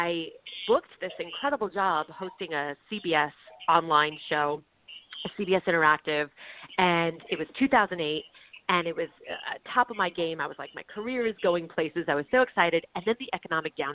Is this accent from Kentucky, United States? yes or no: no; Orange County, California, United States; born or raised there; also born or lived in Manhattan, New York / Queens, New York / White Plains, New York